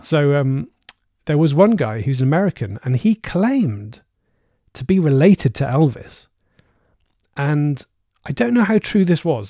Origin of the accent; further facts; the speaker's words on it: Cardiff, Wales, United Kingdom; This is the capital city of Wales, my hometown. It's Cardiff